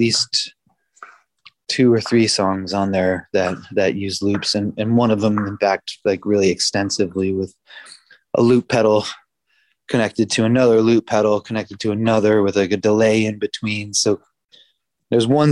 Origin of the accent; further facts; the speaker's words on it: Providence, Rhode Island, United States; moved away as an adult; also born or lived in Boston; now in Montreal, Canada; Born and raised in Providence, Rhode Island.